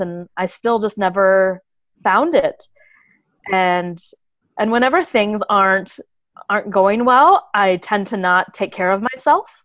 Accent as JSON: {"language": "English", "country": "United States", "moved": "as an adult", "said": "I'm an American"}